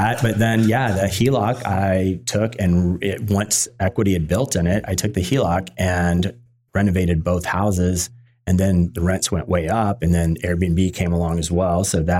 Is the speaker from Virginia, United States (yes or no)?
yes; Virginia, United States; now in San Diego, United States; You know, I came from Virginia, you know, originally.